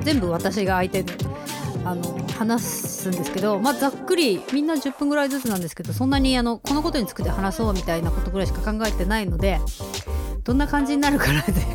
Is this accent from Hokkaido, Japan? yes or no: yes; Hokkaido, Japan; 北海道人としては